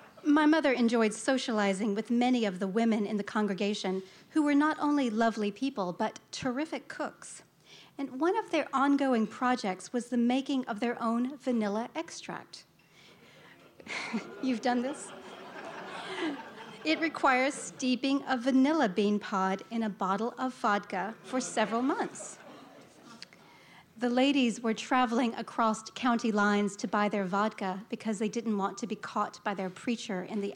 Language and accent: English; Alabama, United States; moved away as an adult; after college, I moved away from Alabama